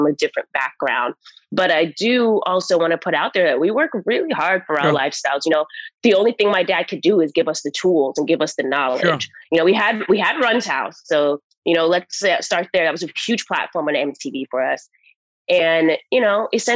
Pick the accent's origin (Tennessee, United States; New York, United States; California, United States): New York, United States; New York City; moved away as an adult; also born or lived in New Jersey; now in Los Angeles, United States; New York, Queens, New York.